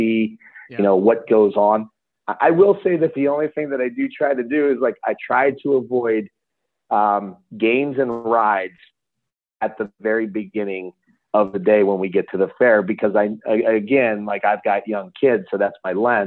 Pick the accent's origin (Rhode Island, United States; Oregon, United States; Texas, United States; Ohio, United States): Ohio, United States; Lowellville; I grew up in Lowellville